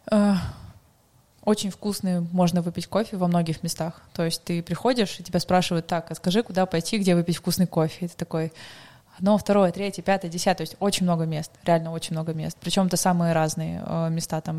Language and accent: Russian; Magadan Oblast, Russia; now in Krasnodar, Russia; я сама с Дальнего Востока, а, с Магаданской угу. области.